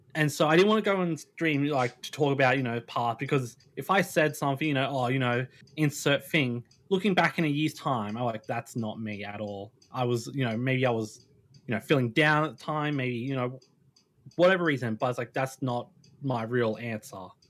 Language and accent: English; Australia; I'm Australian